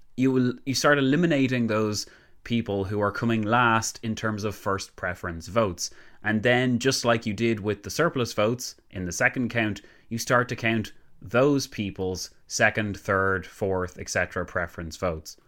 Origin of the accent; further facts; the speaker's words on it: Ireland; we're Irish and proud